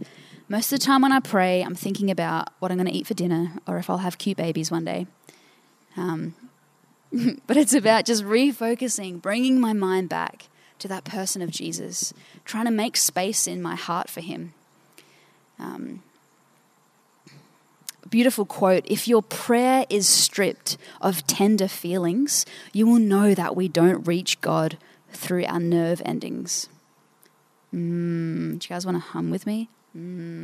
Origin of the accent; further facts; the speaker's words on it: Port Pirie, South Australia, Australia; I'm from Port Pirie.